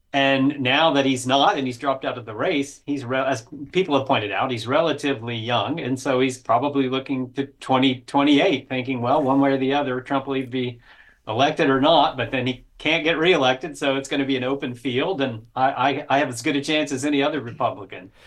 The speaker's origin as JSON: {"language": "English", "region": "Florida", "country": "United States", "tie": "born or raised there", "said": "born and raised in Florida"}